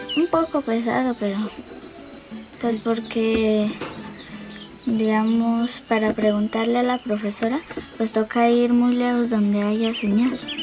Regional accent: Charalá, Santander, Colombia; soy de Charalá, vivo en la vereda Guacamayas

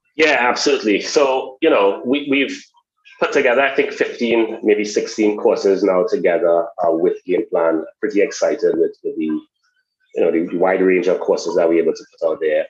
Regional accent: Trinidad & Tobago; moved away; also born or lived in United States; I'm originally from Trinidad and Tobago.

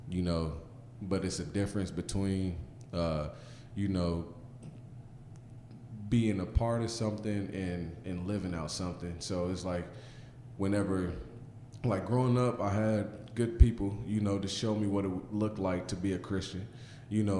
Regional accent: Guthrie, Oklahoma, United States; moved away as an adult; also born or lived in Chicago, Illinois / Las Vegas, Nevada / Bakersfield, California; now in Guthrie, United States; I'm from Guthrie, Oklahoma. Been around a little bit. When I was in second grade, we ended up moving to Chicago. We lived out there for like 2 or 3 years, and then moved back home

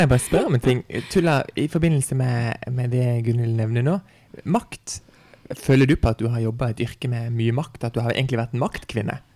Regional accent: Farsund, Agder, Norway; now in Kristiansand, Norway; hjemme i Farsund

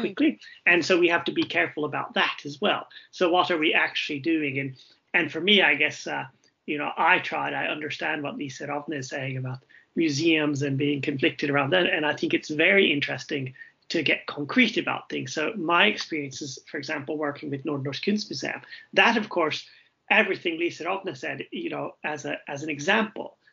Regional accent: Wilmington, North Carolina, United States; moved away as an adult; now in Norway; I'm originally from the United States, Wilmington, North Carolina, which is a very colonial place indeed

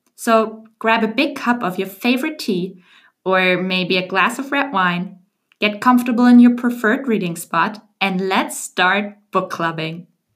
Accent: Germany; English is a second language; moved away as an adult; also born or lived in Paris / Washington, D.C. / Geneva; now in Amsterdam, Netherlands; I was born and raised in Germany, but the last couple of years I moved around a lot.

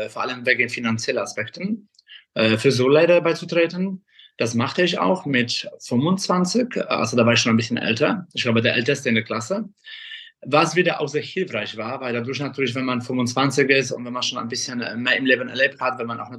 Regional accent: Kraków, Lesser Poland, Poland; moved away as an adult; now in Germany; ich komme ursprünglich aus Krakau, bin äh, in Polen geboren. Mit 20 bin ich nach Deutschland ausgereist.

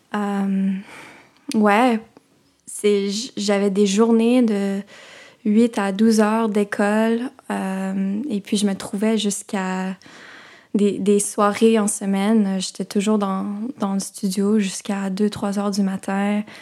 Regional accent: Vancouver, British Columbia, Canada; moved away as an adult; also born or lived in Toronto; j'ai grandi principalement à Vancouver

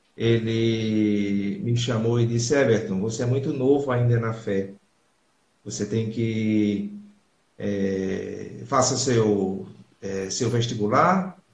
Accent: Crato, Ceará, Brazil; also born or lived in Recife / Paraguay; now in Seville, Spain; Eu nasci na, na cidade do Crato, Ceará.

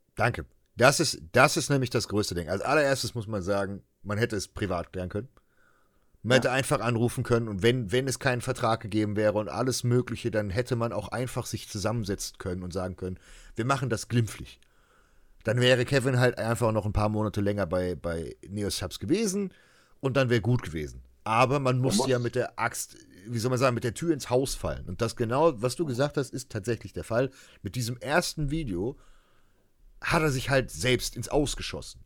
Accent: Germany; als Deutsche

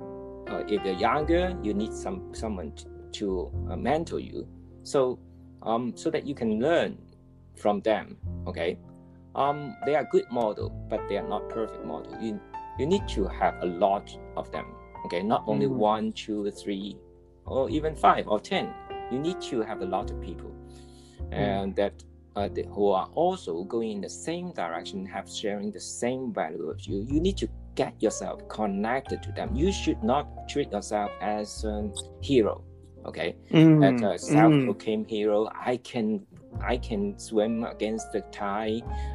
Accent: Hong Kong; I'm from Hong Kong

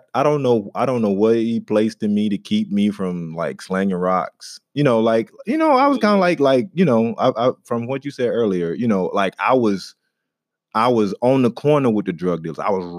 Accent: the South, United States; for me growing up in the South, and you know, I went out walking through the woods and just being in touch with nature a lot

